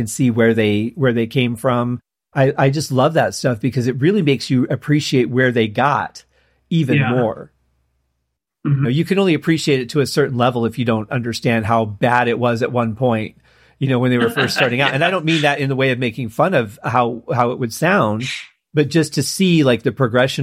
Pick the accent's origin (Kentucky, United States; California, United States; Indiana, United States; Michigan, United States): Michigan, United States; Detroit; I'm from Detroit